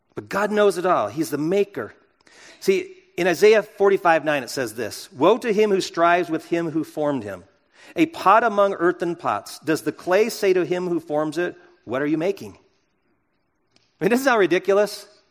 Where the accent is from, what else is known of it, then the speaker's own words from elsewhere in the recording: United States; I'm an American